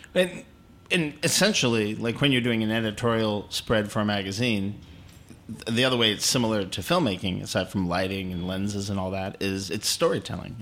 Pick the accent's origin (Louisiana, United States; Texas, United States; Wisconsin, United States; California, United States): Texas, United States; Houston; I was born in Houston